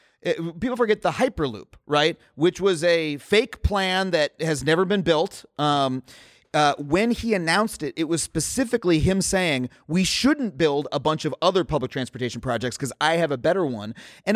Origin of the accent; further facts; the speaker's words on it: New York City, New York, United States; I grew up in New York and I love New York City.